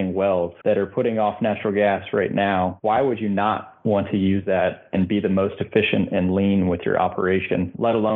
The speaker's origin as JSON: {"language": "English", "town": "Louisville", "region": "Kentucky", "country": "United States", "tie": "born or raised there", "said": "I grew up in Kentucky and living on the Ohio River in Louisville, Kentucky"}